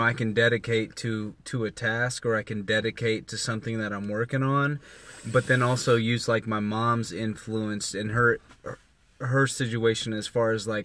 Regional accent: Indianapolis, Indiana, United States; I'm from Indianapolis.

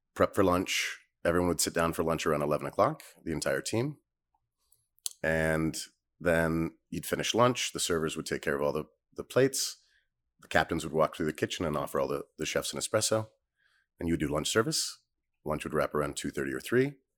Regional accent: Northern California, United States; moved away; Originally Northern California

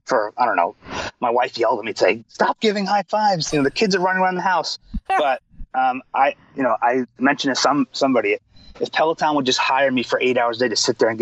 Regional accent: New York, United States; I'm from New York. I have a little bit of an edge to me

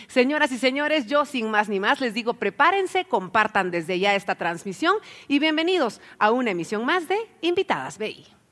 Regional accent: Guatemala; para que podamos crecer todos juntos como guatemaltecos

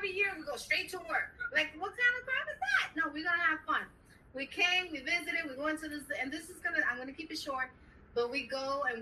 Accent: New York City, New York, United States; we're from the Bronx

